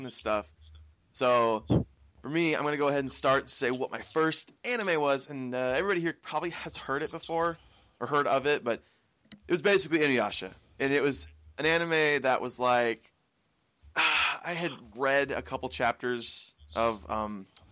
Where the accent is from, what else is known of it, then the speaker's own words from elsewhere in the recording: Washington, United States; I'm from Washington, the very west side and top left of the U.S.